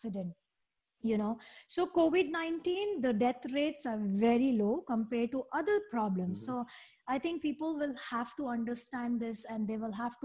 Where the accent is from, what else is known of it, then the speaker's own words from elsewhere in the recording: India; moved away as an adult; also born or lived in Dubai; now in Singapore; I'm born and raised in India